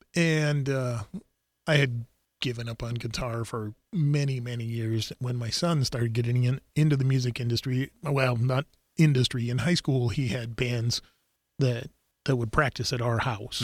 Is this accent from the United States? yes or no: yes; South Dakota, United States; growing up in South Dakota